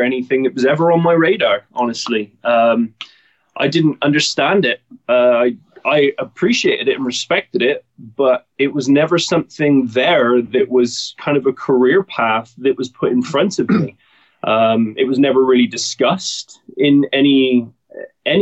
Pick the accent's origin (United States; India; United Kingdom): United Kingdom; Bath, South West England; born or raised there; moved away as an adult; now in Oliver, Canada